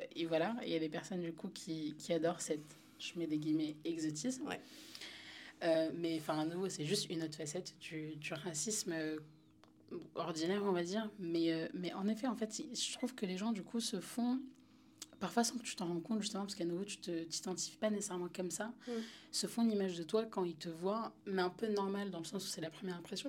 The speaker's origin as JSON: {"language": "French", "town": "Paris", "region": "Île-de-France", "country": "France", "tie": "born or raised there", "moved": "as an adult", "said": "j'ai grandi à Paris, dans le 10e"}